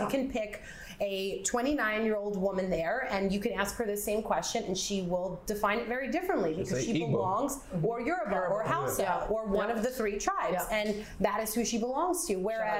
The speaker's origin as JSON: {"language": "English", "town": "Teaneck", "region": "New Jersey", "country": "United States", "tie": "born or raised there", "said": "even as a white girl growing up in New Jersey, I felt that myself"}